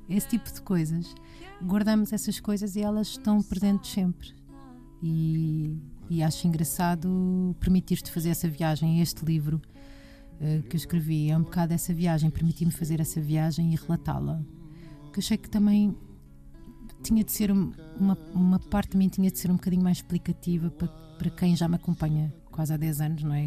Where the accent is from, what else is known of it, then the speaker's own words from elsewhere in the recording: Portugal; nos falta a nós como portugueses